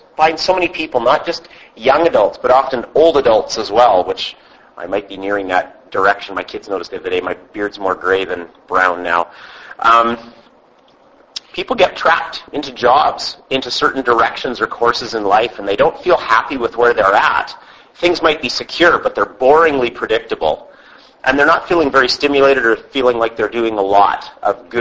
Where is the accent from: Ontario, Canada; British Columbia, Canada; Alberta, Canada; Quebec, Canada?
British Columbia, Canada; Vancouver Island; we're from Vancouver Island